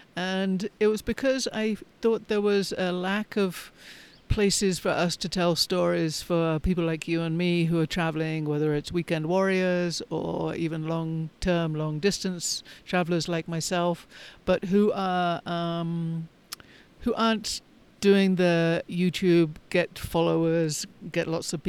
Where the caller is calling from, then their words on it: Colorado, United States; Today I am recording from Southern Colorado near Pagosa Springs.